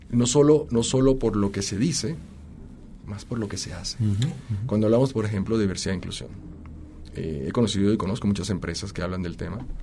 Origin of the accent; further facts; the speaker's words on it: Colombia; now in Mexico; Este, mi origen, de hecho, es colombiano. tengo ocho años viviendo en México. Y en desde que salí de Colombia, eh, siempre he sido un extranjero.